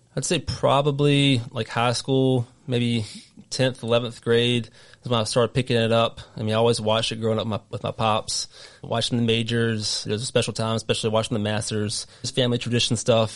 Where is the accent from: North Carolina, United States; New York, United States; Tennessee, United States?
North Carolina, United States; accent: southern; moved away as an adult; now in Rhode Island, United States; I'm originally from North Carolina, if you can't tell in my wicked southern accent.